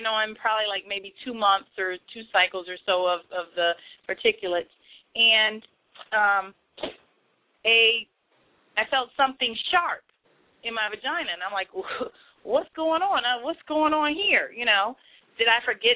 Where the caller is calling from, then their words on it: Cleveland, Ohio, United States; I'm calling from Cleveland, Ohio